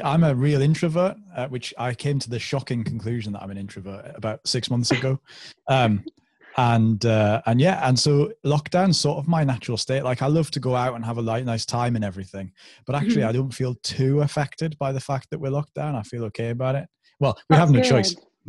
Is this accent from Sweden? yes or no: no; North East England, United Kingdom; accent: London; I was born in London, so I had like a London accent, and then moved to the northeast of England, where obviously there's Geordies and Mackhams and stuff.